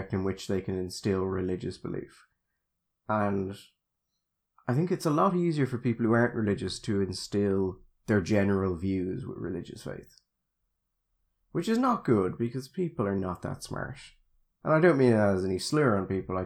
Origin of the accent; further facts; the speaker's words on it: Dublin, Leinster, Ireland; I'm originally from Dublin, you can tell